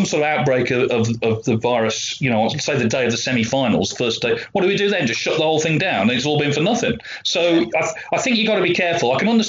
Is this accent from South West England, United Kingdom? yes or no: yes; South West England, United Kingdom; I grew up in Cornwall, so the highlight of the calendar was undoubtedly the Regal Cornish